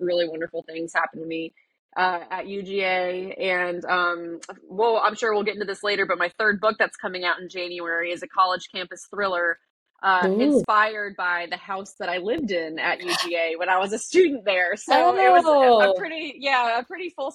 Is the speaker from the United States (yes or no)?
yes; Mount Pleasant, South Carolina, United States; I grew up in Mount Pleasant.